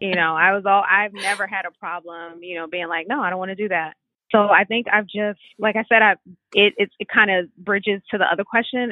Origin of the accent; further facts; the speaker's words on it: New York City, New York, United States; I'm from Brooklyn